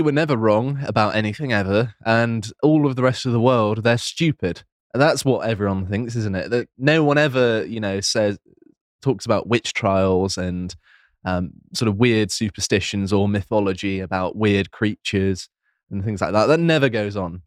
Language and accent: English; near Plymouth, South West England, United Kingdom; I grew up near Plymouth